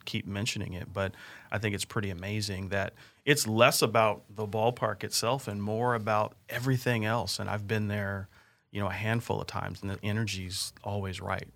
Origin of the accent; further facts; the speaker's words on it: California, United States; moved away as an adult; now in Kansas City, United States; growing up in California, started working for H N T B and Irvine right out of college